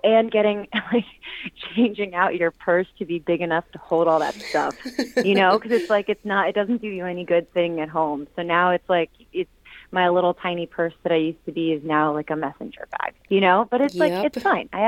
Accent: Virginia, United States; now in California, United States; I'm originally from Virginia

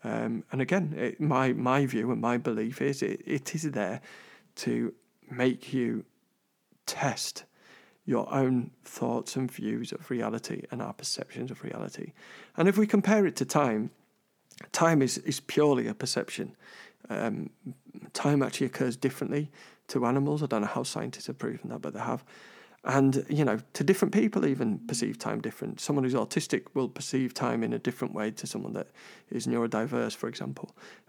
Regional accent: London, United Kingdom; I'm originally from London

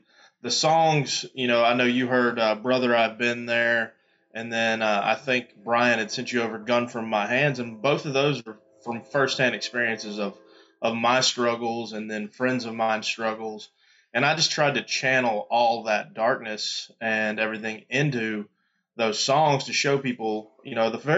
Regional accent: Louisiana, United States; born there; also born or lived in Mississippi / Florida; I was born in Louisiana and spent a lot of time in Mississippi. We lived in Florida. I've kind of lived all over the place

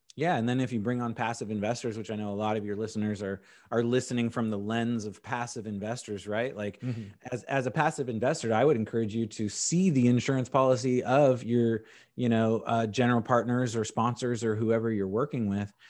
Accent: Indianapolis, Indiana, United States; also born or lived in San Diego, California; I'm from San Diego, California, and then my parents moved me to Indianapolis for middle school and high school

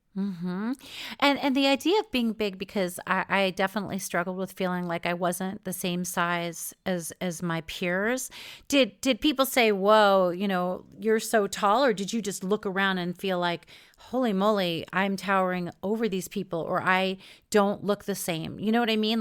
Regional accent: New York, United States; when I was growing up in New York

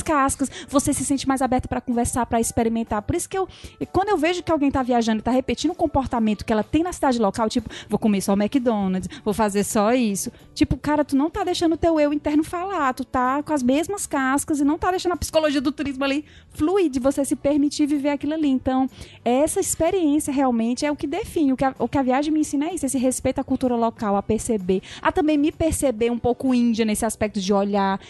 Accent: Brazil; nós brasileiros somos realmente diferentes

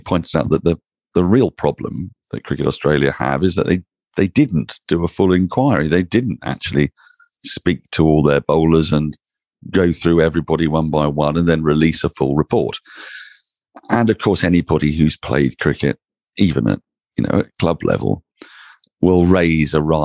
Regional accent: England, United Kingdom; Speaking purely as an Englishman

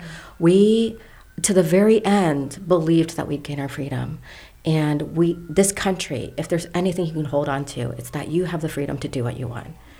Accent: Fairfax area, Northern Virginia, United States; We grew up in Northern Virginia, in the Fairfax area. If you know the Beltway region of D.C., there's a huge Vietnamese population that migrated there.

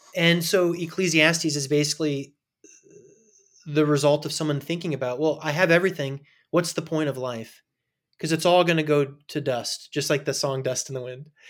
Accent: Indiana, United States; also born or lived in California; I was born in California, but I grew up in Indiana in a small town

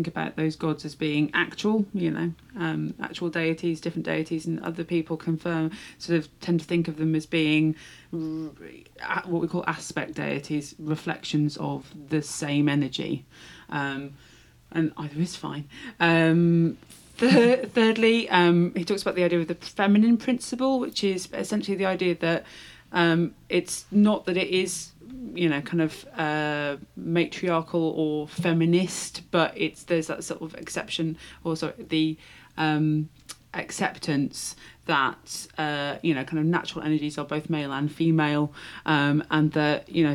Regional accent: Shropshire, West Midlands, United Kingdom; I'm from Shropshire

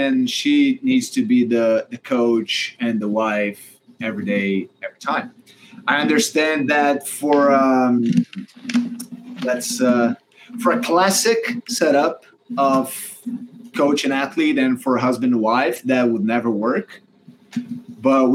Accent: Brazil; moved away as an adult; also born or lived in Auburn, United States; now in United States; we didn't really want it to go back to Brazil, right? We had green cards at the time. Now we're both American citizens

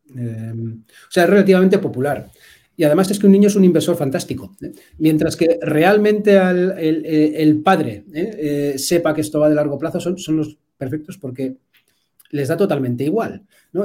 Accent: Bilbao, Basque Country, Spain; yo soy de Bilbao, entonces aquí somos Aitas

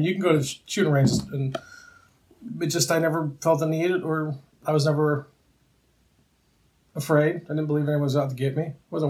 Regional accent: New Jersey, United States; also born or lived in Chicago; So I was born in Jersey. And we left Jersey when I was 3 and spent 9-10 years in Chicago. And then moved back to Jersey, and I spent my middle school years and my high school years in Jersey.

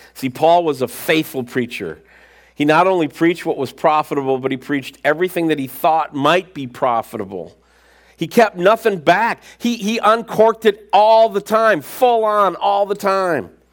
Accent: United States; us as American Christians

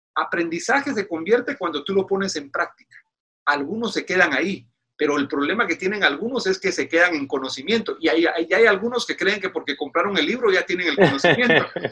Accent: Guatemala; moved away as an adult; now in Washington, United States; soy originario de Guatemala

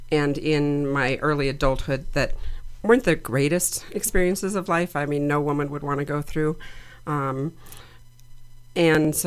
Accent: Denver, Colorado, United States; I am a native

